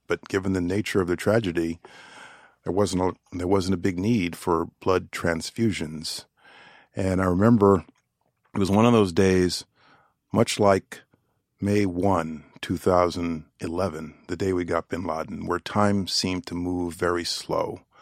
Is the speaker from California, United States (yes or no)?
no; New York, United States; I'm a New Yorker